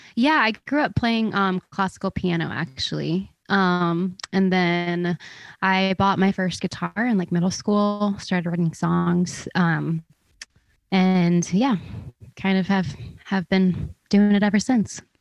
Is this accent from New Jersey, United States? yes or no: yes; outside of Philadelphia, New Jersey, United States; moved away as an adult; now in Nashville, United States; I am from outside of Philly in, um, South Jersey